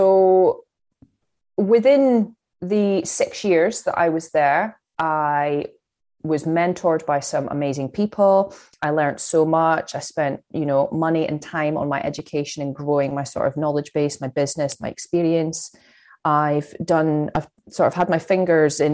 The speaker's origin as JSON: {"language": "English", "area": "Fife", "region": "Scotland", "country": "United Kingdom", "moved": "as an adult", "lives_now": "Chester, United Kingdom", "said": "I'm from Fife in Scotland"}